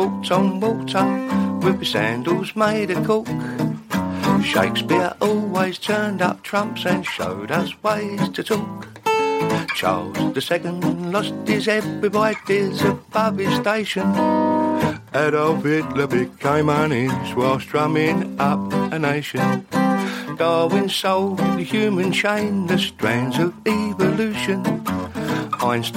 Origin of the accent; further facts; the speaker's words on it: London, United Kingdom; accent: Fulham vernacular; I got the Fulham vernacular, so it wasn't really very hard. You know, I was born in Fulham